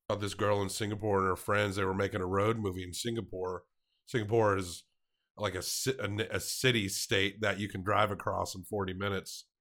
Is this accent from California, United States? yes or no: no; Tennessee, United States; my home state of Tennessee